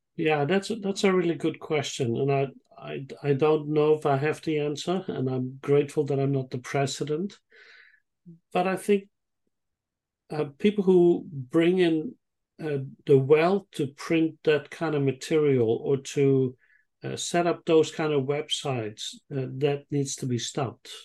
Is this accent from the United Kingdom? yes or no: no; Netherlands; moved away as an adult; also born or lived in Israel; now in Sydney, Australia; I grew up in the Netherlands and I lived there for some 20 years